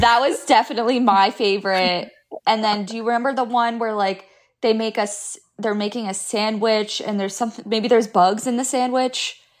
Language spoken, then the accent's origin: English; South Florida, United States; moved away as an adult; I grew up in South Florida